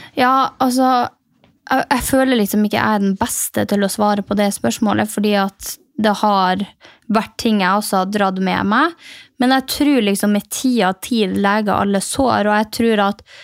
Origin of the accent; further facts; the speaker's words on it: Mehamn, Finnmark, Norway; moved away; fra Mehamn, der jeg kommer fra